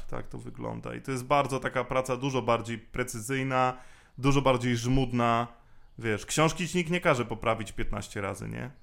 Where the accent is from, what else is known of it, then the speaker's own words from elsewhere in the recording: Poland; also born or lived in Masuria; ja się wychowywałem na takiej rzeczywiście bardzo małej wsi